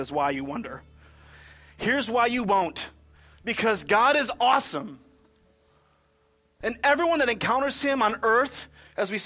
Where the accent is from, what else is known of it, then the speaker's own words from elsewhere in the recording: Michigan, United States; I'm from Michigan